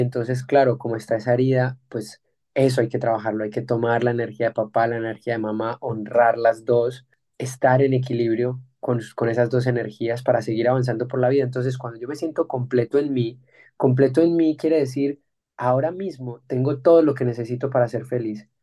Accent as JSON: {"language": "Spanish", "country": "Colombia", "tie": "born or raised there", "said": "tú y yo nacimos en Colombia"}